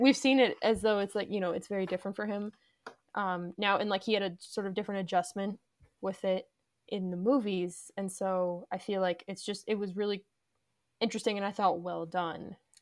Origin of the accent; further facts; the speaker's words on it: Arlington, Virginia, United States; We're both from Arlington